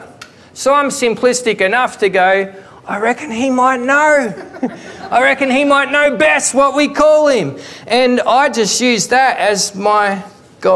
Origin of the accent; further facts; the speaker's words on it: Victoria, Australia; I grew up in Victoria